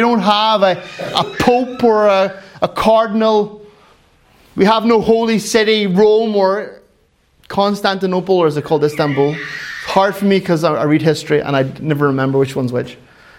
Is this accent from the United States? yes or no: no; Finland; Well, Kyle, I'm from Finland and we're very quiet. We're not like, woohoo! We're like, woo.